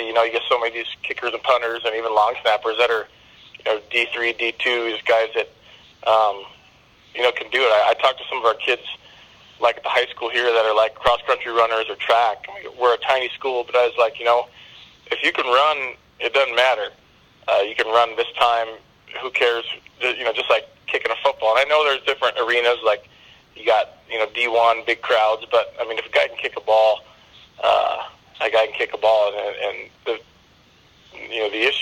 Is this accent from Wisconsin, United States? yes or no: yes; Wisconsin, United States; moved away as an adult; also born or lived in Minnesota; now in Northern California, United States; I grew up in Wisconsin, so but I've been here about 10 years